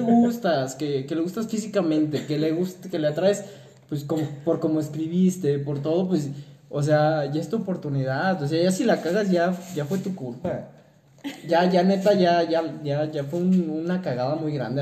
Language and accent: Spanish; Mexico; somos mexicanos